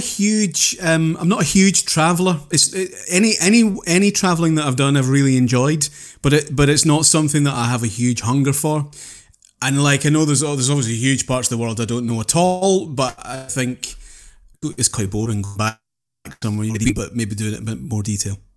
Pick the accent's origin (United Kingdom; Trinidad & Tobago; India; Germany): United Kingdom; Houston, Scotland; also born or lived in Penicuik, Scotland; when I was nine, We moved from Pennycook on the east coast of Scotland through to Renfrewshire, Houston, and Renfrewshire over on the west coast.